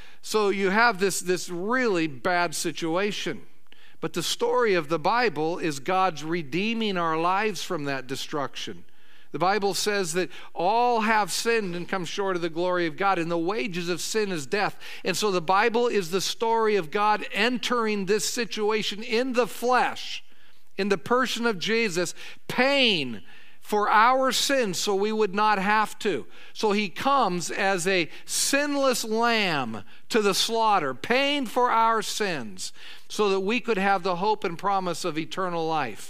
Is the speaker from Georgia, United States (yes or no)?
no; Oregon coast, United States; was a boy growing up on the Oregon coast